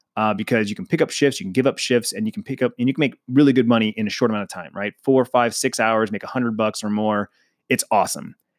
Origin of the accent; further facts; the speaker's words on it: Phoenix, Arizona, United States; born and raised in Phoenix, Arizona. I'm a native, which is rare